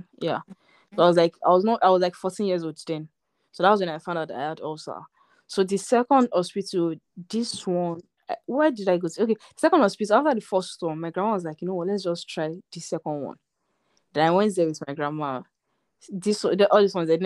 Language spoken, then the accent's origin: English; Nigeria; I'm Nigerian